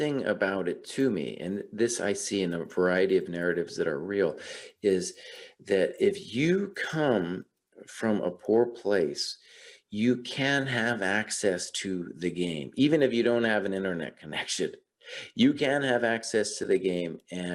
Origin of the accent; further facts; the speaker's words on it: New Mexico, United States; also born or lived in West Coast; now in Baltimore, United States; I grew up in New Mexico and then spent some time on the West Coast.